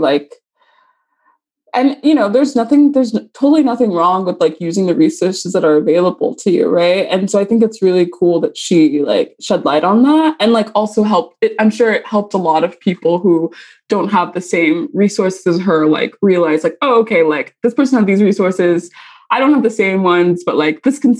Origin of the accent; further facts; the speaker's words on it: Texas, United States; And then we like basically moved around Texas, like the Dallas area mostly. So I grew up in Texas.